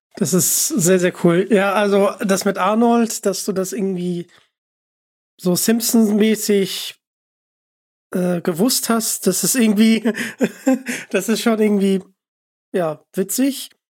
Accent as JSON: {"language": "German", "region": "Hamburg", "country": "Germany", "said": "ich komme aus Hamburg"}